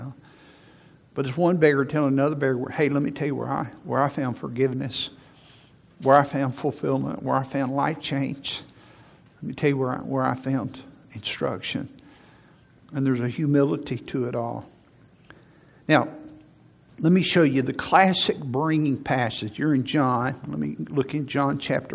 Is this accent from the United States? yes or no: yes; Huntsville, Alabama, United States; I moved back to Huntsville in 1985 to be the youth pastor here, because I grew up in Huntsville